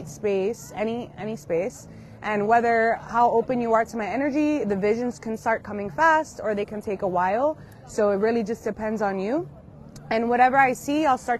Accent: Long Island, New York, United States; I'm actually from Long Island

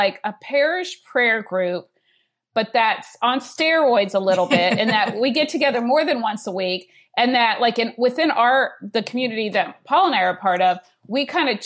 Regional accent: Georgia, United States; I'm from Georgia

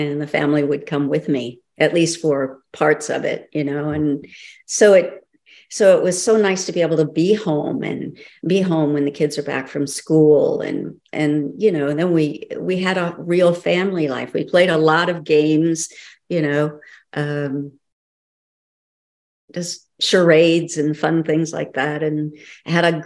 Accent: South Dakota, United States; moved away; also born or lived in Los Angeles / Santa Ynez; I grew up in South Dakota

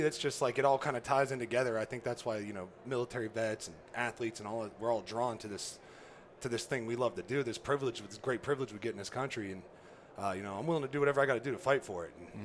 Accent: just south of Youngstown, Northeast Ohio, United States; I grew up in Northeast Ohio, so just south of Youngstown, right there where West Virginia, Pennsylvania, and Ohio all meet on the Ohio River

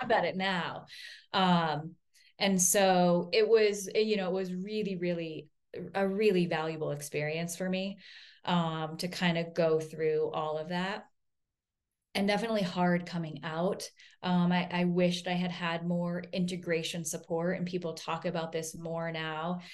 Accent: Vermont, United States; I grew up in Vermont, I'm a hippie

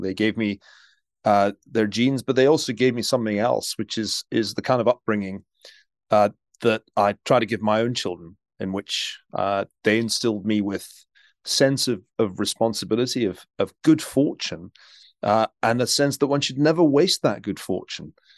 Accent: Glasgow, Scotland, United Kingdom; now in United States; I grew up in Glasgow, uh, in Scotland

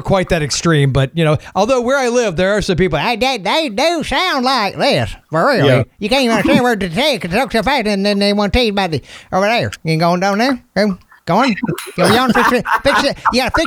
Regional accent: St. Petersburg, Florida, United States; I grew up a lot in St. Pete, which is a lot of transplants

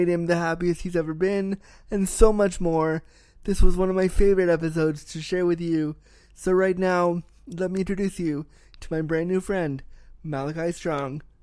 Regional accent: California, United States; now in Toronto, Canada; I was born in Cali. I was born there

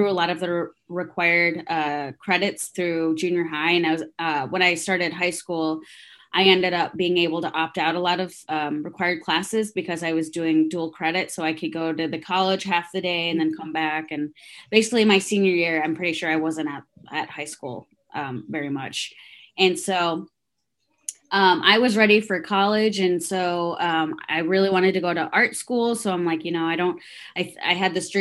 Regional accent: Traverse City, Michigan, United States; English is a second language; also born or lived in Guatemala / Cincinnati, Ohio; now in Indianapolis, United States; we ended up moving up to Northern Michigan, so Traverse City, Michigan. Grew up there

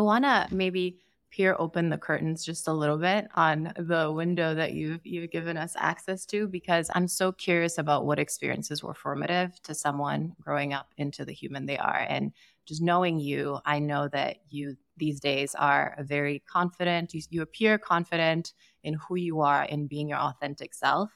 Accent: Sierra Leone; I grew up in Sierra Leone and didn't drink until I turned, I think, twenty-one

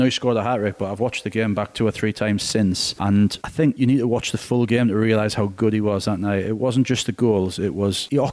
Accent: Newcastle upon Tyne, North East England, United Kingdom; I'm as devastated as any Geordie

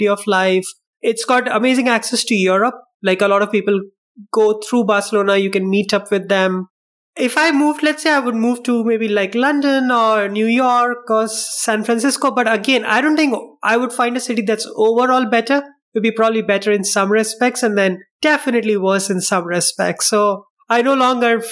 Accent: India; also born or lived in Medellin, Colombia; now in Spain; I'm from India

